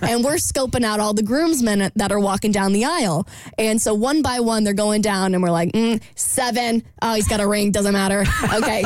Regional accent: Jacksonville, Florida, United States; my hometown of Jacksonville

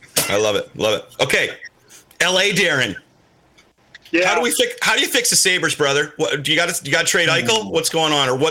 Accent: London, Ontario, Canada; also born or lived in Toronto; I grew up near London there.

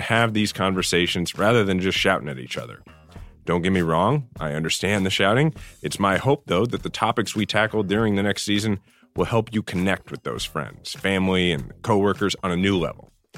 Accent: Kansas City, Missouri, United States; I live in my hometown, Kansas City, with my wife, Diana, and my son, True

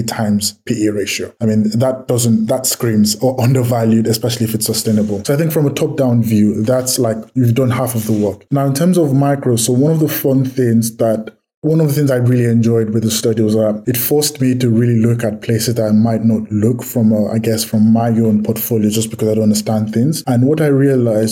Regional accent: Nigeria; I'm from Nigeria

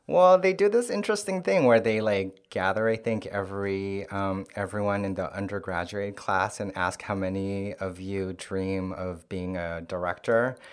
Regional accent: Santiago, Santiago Metropolitan Region, Chile; first language Korean; English is a second language; moved away as an adult; now in New York, United States; I was born in Santiago, uh, and then I lived there um, till I finished high school and moved to New York um, to go to college um, in 2000.

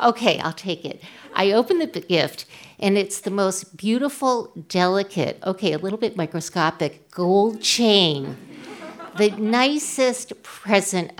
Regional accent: Worcester, Massachusetts, United States; I'm from Worcester

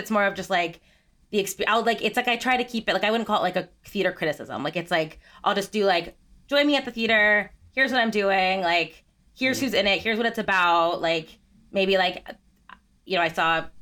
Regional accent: United States; I grew up about 45 minutes outside of New York City

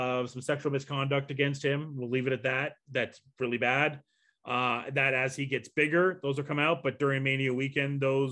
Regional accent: Canada; here in Canada

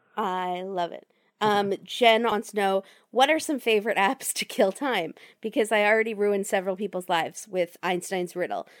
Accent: Virginia, United States; I grew up in Virginia

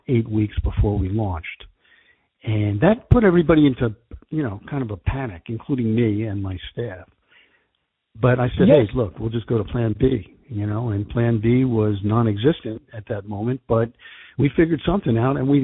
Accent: New Jersey, United States; I am from New Jersey

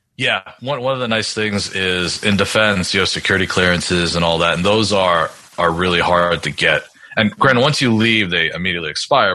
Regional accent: New York, United States; moved away; I grew up in New York

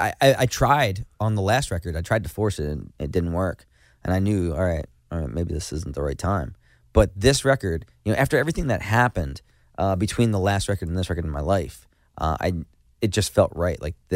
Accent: New Jersey, United States; we're from Jersey, right?

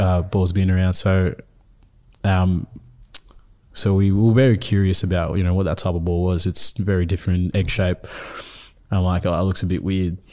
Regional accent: Melbourne, Victoria, Australia; first language Nuer; also born or lived in Ethiopia / South Sudan; We got accepted in two thousand seven, um, to come here in Melbourne

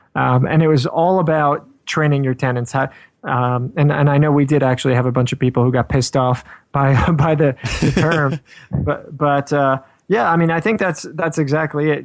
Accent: New York, United States; I'm from New York

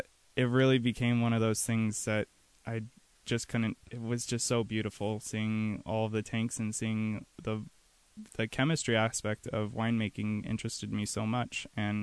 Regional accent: Royal City, Washington, United States; I grew up in Central Washington, in Royal City, Washington.

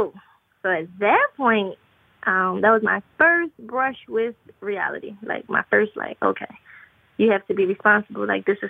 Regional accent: Philadelphia, Pennsylvania, United States; So I'm in Pennsylvania. I'm originally from Philadelphia.

